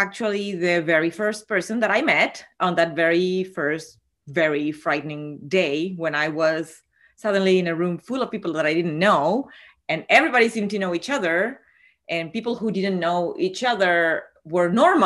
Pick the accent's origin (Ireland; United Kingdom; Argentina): Argentina; moved away as an adult; I'm from Argentina. And even though I've been living here for 20 years, most of my full-on crushes were back in Argentina in the times of university and high school.